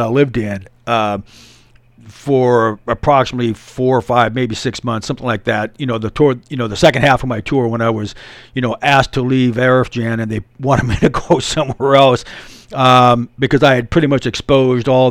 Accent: United States; I'm an American dude.

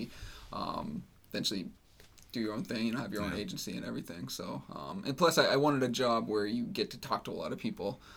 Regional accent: New Hampshire, United States; I grew up in New Hampshire my whole life

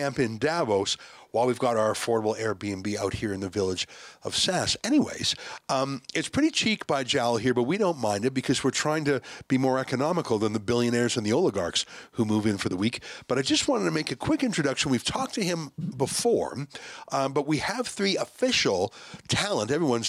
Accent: Canada; I'm the Canadian.

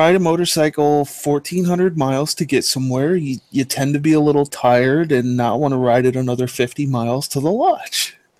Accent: Pennsylvania, United States; I am from Pennsylvania.

